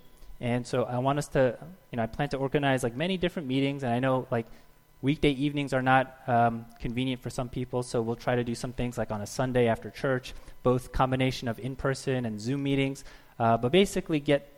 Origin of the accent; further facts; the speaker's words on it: New Jersey, United States; I'm from New Jersey.